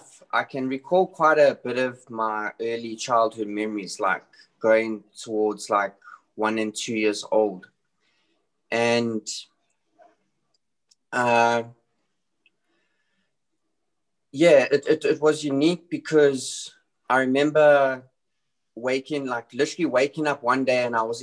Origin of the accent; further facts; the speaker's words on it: South Africa; I was born and raised in South Africa